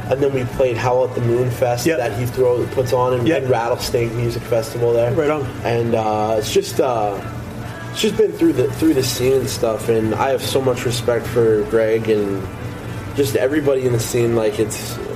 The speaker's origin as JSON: {"language": "English", "town": "Lockport", "region": "Manitoba", "country": "Canada", "tie": "born or raised there", "said": "Like I grew up in Lockport, Sel- Selkirk area."}